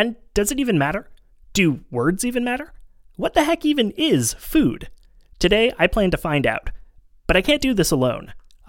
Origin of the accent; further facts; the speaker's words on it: Montreal, Quebec, Canada; in my hometown of Montreal, a dépanneur.